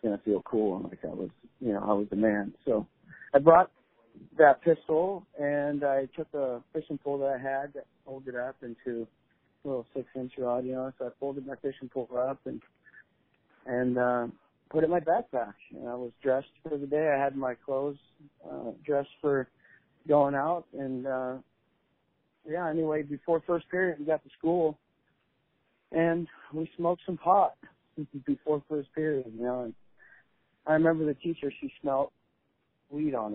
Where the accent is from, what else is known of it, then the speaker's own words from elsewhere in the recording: Shelton, Washington, United States; I come from Shelton, Washington